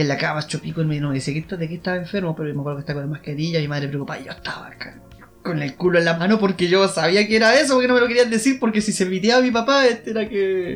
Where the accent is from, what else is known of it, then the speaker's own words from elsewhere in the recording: Temuco, Araucanía, Chile; aquí en Temuco